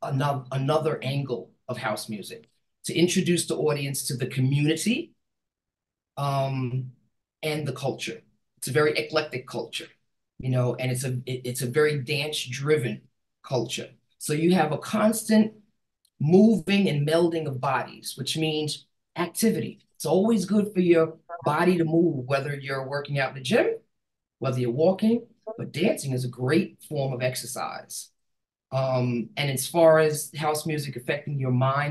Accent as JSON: {"language": "English", "town": "New York City", "region": "New York", "country": "United States", "said": "I'm from New York City"}